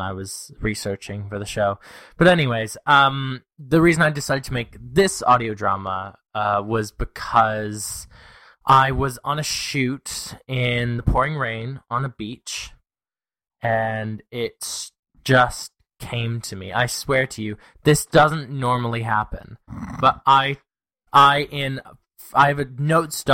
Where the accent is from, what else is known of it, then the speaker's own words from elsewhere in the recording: Canada; I'm Canadian